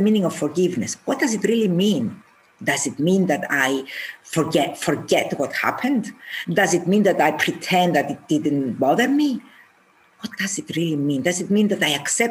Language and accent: English; Cyprus; I am from Cyprus